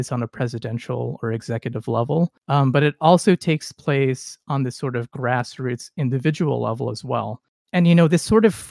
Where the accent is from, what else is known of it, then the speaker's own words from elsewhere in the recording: California, United States; as a Californian